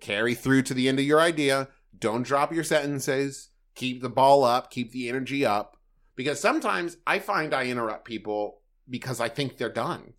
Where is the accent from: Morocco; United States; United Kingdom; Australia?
United States; Huntington, West Virginia; moved away; also born or lived in Los Angeles; Huntington, West Virginia, which is my hometown